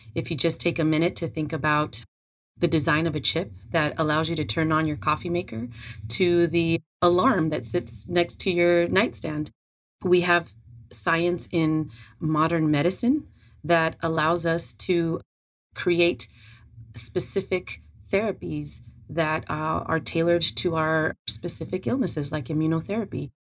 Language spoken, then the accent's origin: English; Los Angeles, California, United States; moved away as an adult; now in Georgia, United States; I was originally born and raised in California, LA.